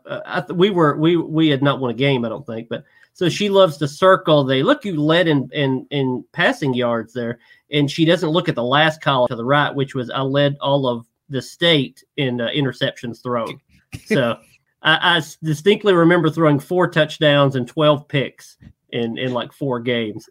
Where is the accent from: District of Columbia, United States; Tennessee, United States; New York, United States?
Tennessee, United States; West; I grew up in West Tennessee